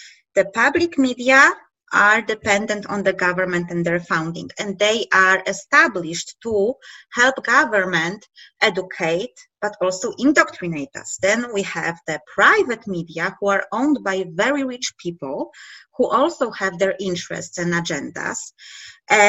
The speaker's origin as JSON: {"language": "English", "country": "Poland", "said": "we are from Poland"}